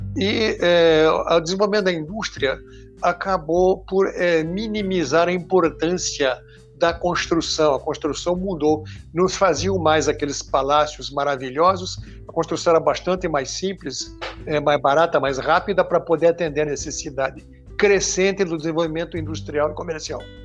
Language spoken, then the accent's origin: Portuguese; Israel; now in Brazil; nasci em Israel